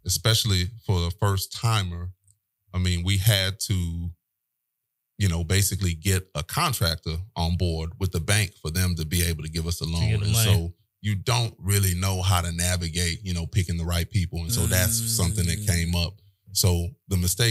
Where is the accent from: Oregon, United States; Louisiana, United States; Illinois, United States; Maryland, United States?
Louisiana, United States; New Orleans; moved away as an adult; also born or lived in Nigeria; now in Houston, United States; I grew up in New Orleans, went to high school, elementary